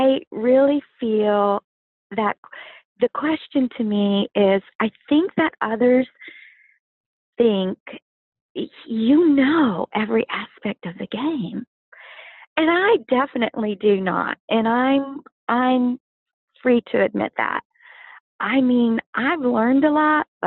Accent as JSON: {"language": "English", "region": "Louisiana", "country": "United States", "tie": "born or raised there", "said": "growing up in Louisiana, I do have my favorites to cook."}